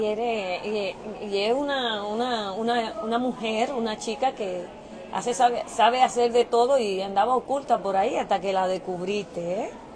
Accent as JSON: {"language": "Spanish", "region": "New York", "country": "United States", "tie": "born or raised there", "also_born_or_lived": "Dominican Republic", "moved": "as an adult", "lives_now": "Indianapolis, United States", "said": "soy dominicana, vine desde pequeña aquí a New York, eh, me crié, estudié allá"}